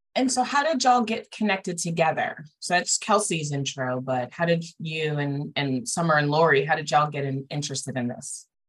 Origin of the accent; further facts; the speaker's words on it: New Jersey, United States; now in Tallahassee, United States; My my brother and sister, we're originally from New Jersey